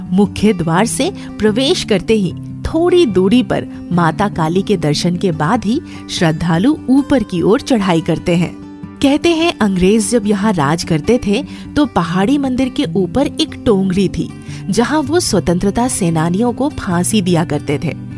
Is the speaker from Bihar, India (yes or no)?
no; Ranchi, Jharkhand, India; मेरे शहर रांची की रांची जिसे झारखंड की राजधानी कहा जाता है